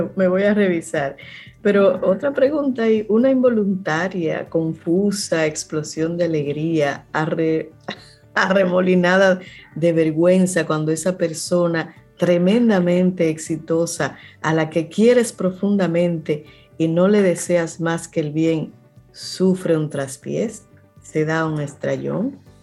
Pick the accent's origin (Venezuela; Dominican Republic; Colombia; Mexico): Dominican Republic; Cibao; tú y yo somos de Cibao